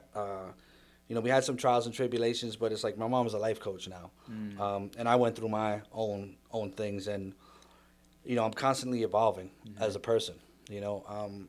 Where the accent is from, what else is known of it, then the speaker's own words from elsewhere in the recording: New York City, New York, United States; it's New York, and I've traveled a little bit. The home, the core was in the Bronx